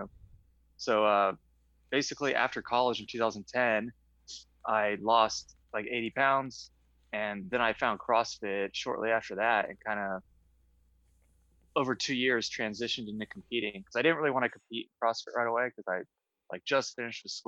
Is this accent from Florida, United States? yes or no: yes; West Palm Beach, Florida, United States; I grew up in West Palm Beach, Florida. I was there until college